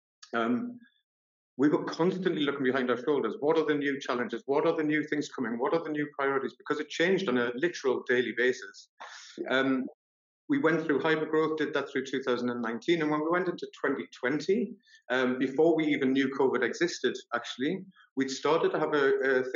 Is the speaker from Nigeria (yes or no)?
no; Newcastle upon Tyne, North East England, United Kingdom; also born or lived in Sunderland; I'm actually from Newcastle